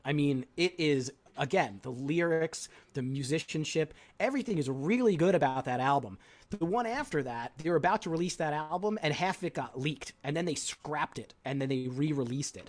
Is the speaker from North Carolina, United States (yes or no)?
no; Long Island, New York, United States; moved away as an adult; also born or lived in State College, Pennsylvania; I grew up on Long Island, so I'm very familiar with the geography